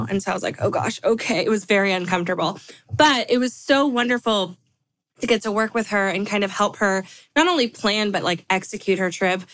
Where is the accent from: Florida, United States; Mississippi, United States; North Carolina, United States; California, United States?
California, United States; now in Nashville, United States; I live in Nashville, like Stephanie. Um, although I'm from California, I always like to say that because I love my home state. I'll probably never move back